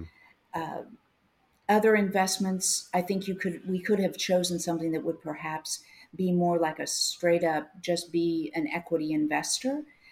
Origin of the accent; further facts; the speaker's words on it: Midwest, United States; Which, and I'm not just saying that because I'm a Midwesterner.